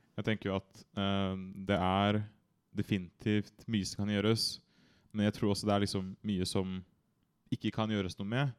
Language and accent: Norwegian; Bærum, Akershus, Norway; jeg kommer fra Bærum.